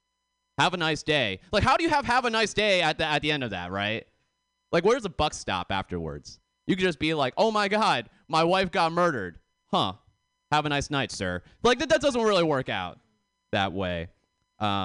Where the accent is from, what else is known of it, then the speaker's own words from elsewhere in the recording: Boston, Massachusetts, United States; now in California, United States; I'm actually originally from Boston